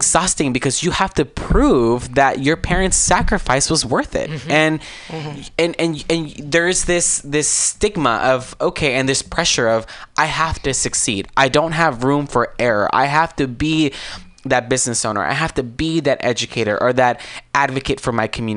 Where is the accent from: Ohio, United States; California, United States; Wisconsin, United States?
California, United States; Azusa; I'm originally from Azusa, California